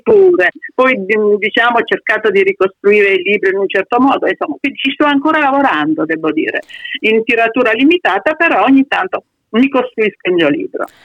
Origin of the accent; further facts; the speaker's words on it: between Chieti and Pescara, Abruzzo, Italy; accent: Abruzzese dialect between Chieti and Pescara; moved away; Il mio dialetto è tra Chieti e Pescara, mm. perché abito qui vicino all'aeroporto, quindi eh, subisce l'influenza dei due posti dove io mh, mm, insomma, sono stata, in campagna, a San Buceto, qui nell'Antietino, mm-hmm. e al mare a Pescara